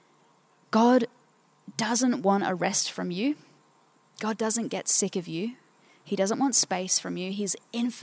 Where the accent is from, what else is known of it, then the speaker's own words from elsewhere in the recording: Port Pirie, South Australia, Australia; I'm from Port Pirie.